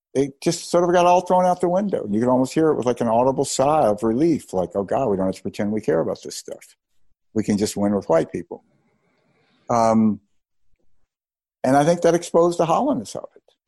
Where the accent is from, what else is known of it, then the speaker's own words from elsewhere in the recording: Mississippi, United States; I grew up in Mississippi during the Mississippi burning days